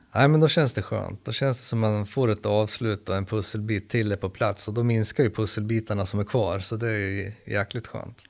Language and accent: Swedish; Sweden; also born or lived in Södertälje; oss svenskar